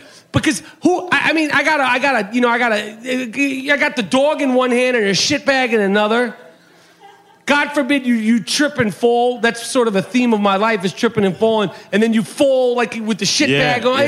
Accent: New York, United States; now in Los Angeles, United States; I'm from New York.

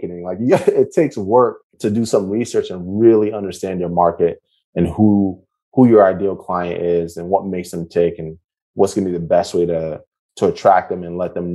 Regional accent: United States; I'm an American

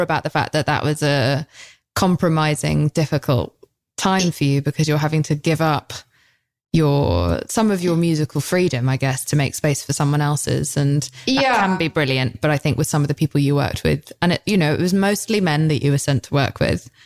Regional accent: United Kingdom; I'm British

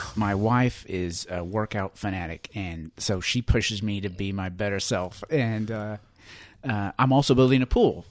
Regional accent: Western Oklahoma, United States; I grew up in Western Oklahoma

